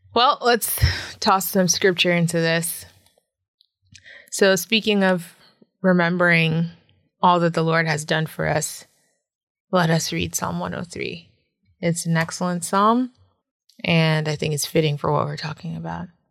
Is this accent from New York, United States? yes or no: no; Randolph, Massachusetts, United States; moved away as an adult; also born or lived in Boston, Massachusetts / Florida; now in Changchun, China; I grew up in Randolph